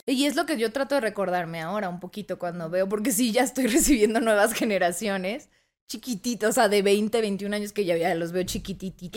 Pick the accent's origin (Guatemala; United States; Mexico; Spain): Mexico; Toluca, State of Mexico; also born or lived in Tijuana; soy de Tijuana pero desde muy chiquita me vine a mudar, me mudé a la Ciudad de México y luego al Estado de México, a Toluca específicamente